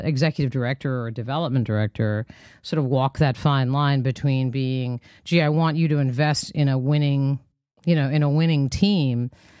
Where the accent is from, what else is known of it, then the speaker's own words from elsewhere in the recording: New Jersey, United States; here in my home state of New Jersey